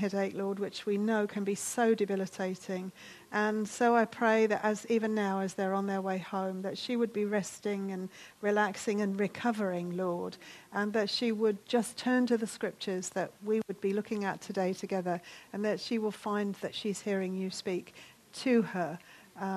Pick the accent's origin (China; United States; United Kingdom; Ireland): United Kingdom; we're British